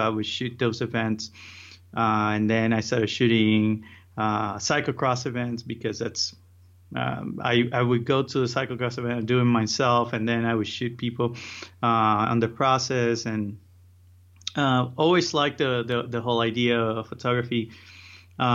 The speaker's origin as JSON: {"language": "English", "town": "Miami", "region": "Florida", "country": "United States", "tie": "born or raised there", "also_born_or_lived": "Puerto Rico", "said": "So I'm from Puerto Rico. I was born there. And around 12, I moved to Miami, and that's where I was raised. I went to college there."}